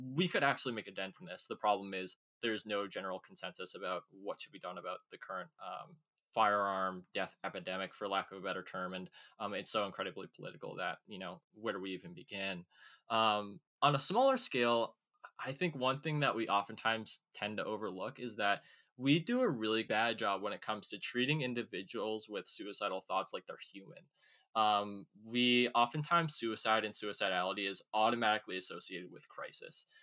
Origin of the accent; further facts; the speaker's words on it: Woburn, Massachusetts, United States; also born or lived in Lewiston, Maine; I'm 21 from Woburn, Massachusetts, uh, in the United States, which is about 10 miles north of Boston